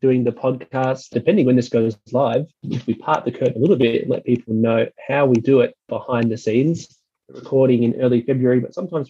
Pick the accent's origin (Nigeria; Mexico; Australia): Australia; South Australia; South Australia, which is my home state